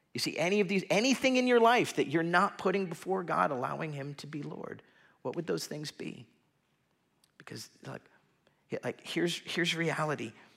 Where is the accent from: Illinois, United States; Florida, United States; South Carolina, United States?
Florida, United States; South; growing up in South Florida